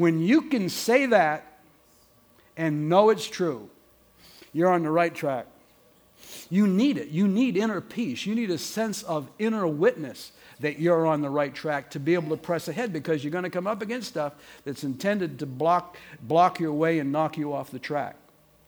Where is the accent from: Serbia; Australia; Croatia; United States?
United States; Portland, Maine; moved away; I grew up in Maine, in Portland, Maine